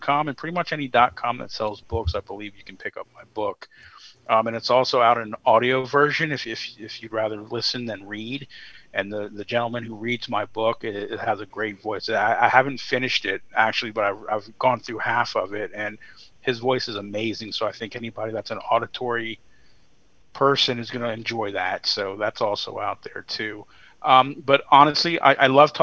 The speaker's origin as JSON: {"language": "English", "region": "Virginia", "country": "United States", "tie": "born or raised there", "said": "My home state of Virginia"}